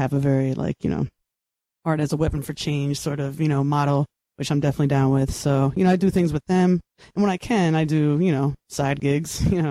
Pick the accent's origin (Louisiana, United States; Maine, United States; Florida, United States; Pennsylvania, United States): Pennsylvania, United States; Reading; now in Brooklyn, United States; I am born and raised in Reading, Pennsylvania